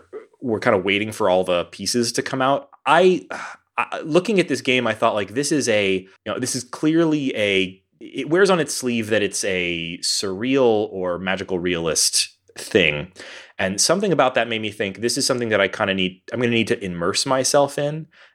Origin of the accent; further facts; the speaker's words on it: Texas, United States; also born or lived in New York / Denver; folks, I've lived all over. I grew up in Texas. I've moved to New York, the Midwest. I've lived in Denver, and I've lived on the West Coast.